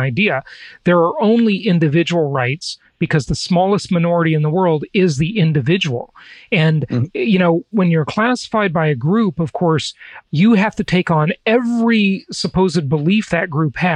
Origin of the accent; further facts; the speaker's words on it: Los Angeles, California, United States; moved away as an adult; also born or lived in Orange County, California; coming to us from my hometown of Los Angeles